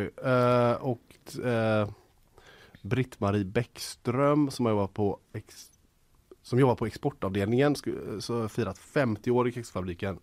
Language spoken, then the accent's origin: Swedish; Gothenburg, Västra Götaland, Sweden; som göteborgare